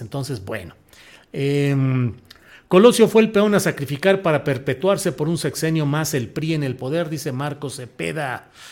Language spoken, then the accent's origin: Spanish; San Luis Potosí, Mexico; also born or lived in Torreón, Coahuila; Ustedes saben que yo nací en Torreón, Coahuila, pero em, pues crecí por razones familiares em, en San Luis Potosí